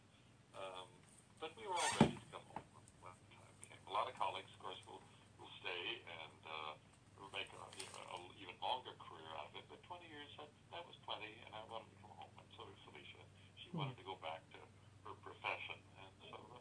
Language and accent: English; Tigard, Oregon, United States; moved away as an adult; also born or lived in Paris; I'm from Oregon. I'm from Tigard